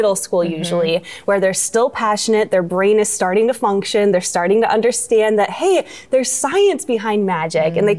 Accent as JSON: {"language": "English", "town": "Kalamazoo", "region": "Michigan", "country": "United States", "tie": "born or raised there", "moved": "yes", "lives_now": "Texas, United States", "said": "I'm from Kalamazoo, Michigan, so it's about an hour drive"}